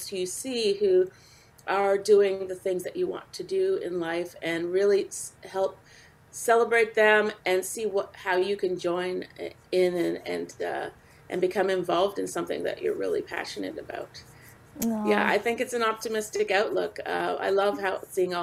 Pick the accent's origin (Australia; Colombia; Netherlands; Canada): Canada; born or raised there